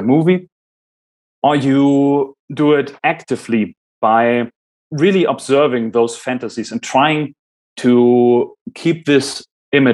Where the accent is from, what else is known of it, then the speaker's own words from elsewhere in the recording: Germany; first language German; English is a second language; I'm German, my mother language is German